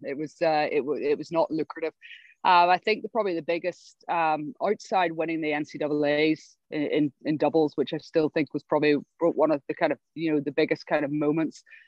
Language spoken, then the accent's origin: English; Northern Ireland, United Kingdom; moved away as an adult; also born or lived in England; I come from Northern Ireland